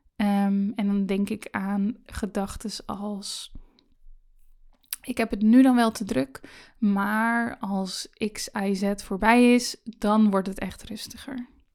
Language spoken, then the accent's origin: Dutch; Netherlands; Ik ben in Nederland geboren, ik ben veilig opgegroeid